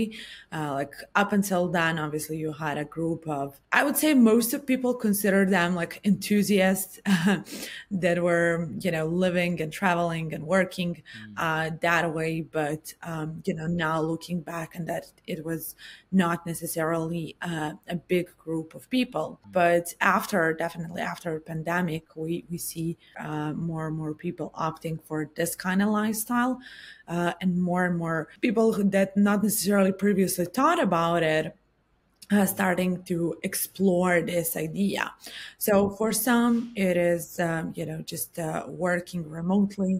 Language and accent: English; Serbia; I'm actually from Serbia.